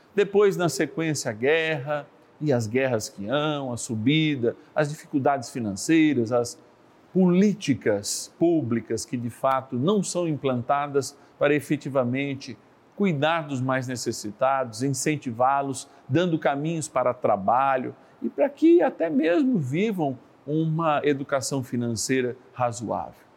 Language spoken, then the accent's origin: Portuguese; São Paulo, Brazil; Eu que sou paulistano